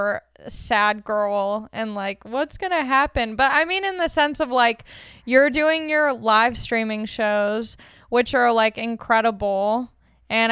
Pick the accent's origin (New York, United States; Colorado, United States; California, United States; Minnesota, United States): California, United States; Long Beach; I'm from Long Beach